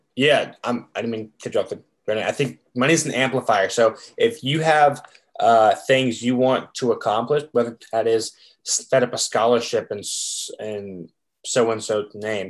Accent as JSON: {"language": "English", "town": "Chapel Hill", "region": "North Carolina", "country": "United States", "tie": "born or raised there", "said": "growing up in Chapel Hill"}